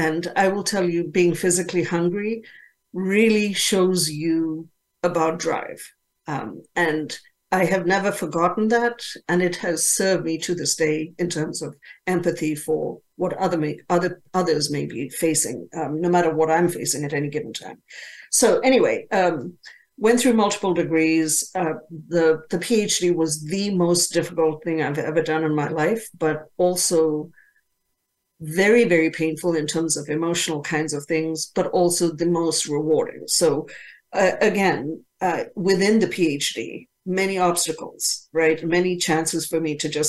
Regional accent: Zambia; moved away; when I was growing up, I grew up in Zambia in Africa.

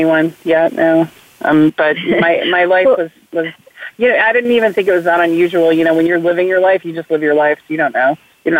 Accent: West Coast, United States; I was from the West Coast when I went to work for Biden.

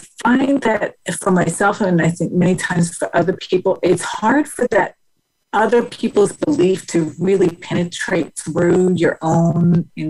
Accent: Denmark; also born or lived in Houston, United States; from there, we moved from Houston, Texas to Denmark because my mother was originally from Denmark.

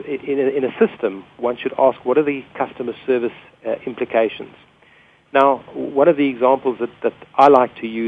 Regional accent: South Africa; which we call a petrol station in South Africa.

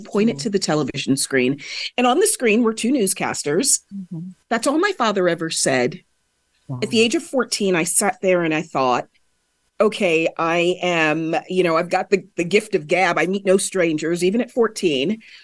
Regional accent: California, United States; I didn't just grow up in a British West Indian household. I grew up in the San Fernando Valley of Southern California.

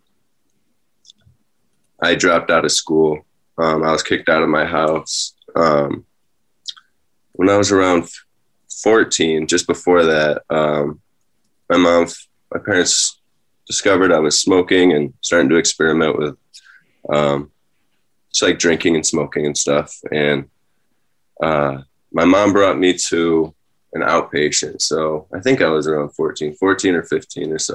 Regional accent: Rochester, New York, United States; also born or lived in Penfield, New York; I was born in Rochester, New York, and my parents divorced when I was young, when I was around two or three, and so I was going back and forth between them. I was I grew up in the city of Rochester

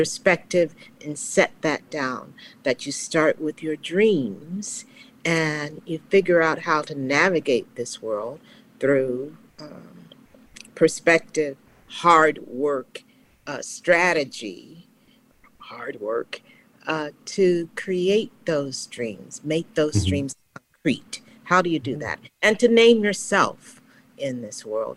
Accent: Dallas, Texas, United States; moved away; also born or lived in Chicago; Growing up in Dallas, Texas, the child of Leonel Taylor, a single mom, south of the Trinity River

